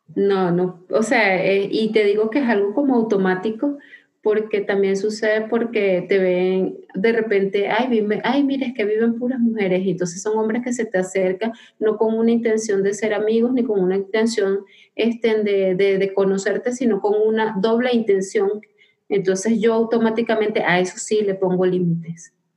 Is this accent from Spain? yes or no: no; Venezuela; moved away as an adult; soy migrante venezolana